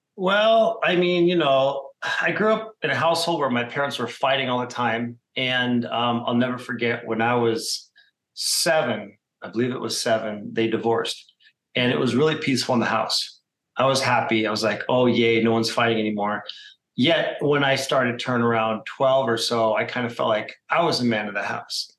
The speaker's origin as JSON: {"language": "English", "town": "Phoenix", "region": "Arizona", "country": "United States", "tie": "born or raised there", "said": "I'm a Phoenix native, meaning I was born here in Arizona"}